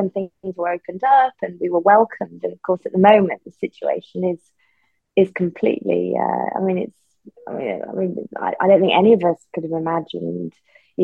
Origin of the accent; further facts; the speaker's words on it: Newcastle, North East England, United Kingdom; also born or lived in Sunderland / Durham / Soho, London; now in London, United Kingdom; I was born in Sunderland, went to school in Durham, and grew up in Newcastle